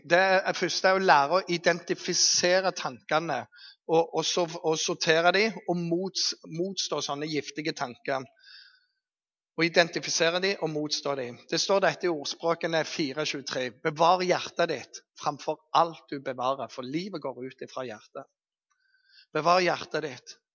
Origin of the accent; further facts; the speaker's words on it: Eastern Norway, Norway; Men jeg kommer jo fra Østlandet, tross alt.